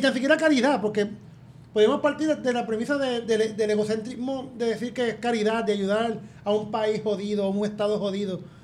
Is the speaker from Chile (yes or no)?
no; Puerto Rico; moved away as an adult; now in Albany, United States; soy puertorriqueño